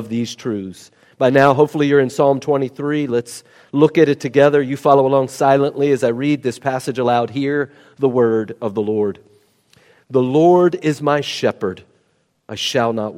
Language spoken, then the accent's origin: English; West Virginia, United States; I'm a nobody from West Virginia.